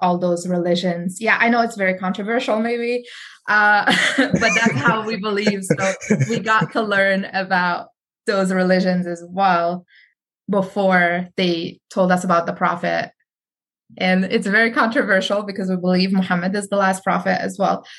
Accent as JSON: {"language": "English", "country": "Morocco", "tie": "born or raised there", "moved": "yes", "lives_now": "United States", "said": "I grew up Sunni in Morocco, very religious country"}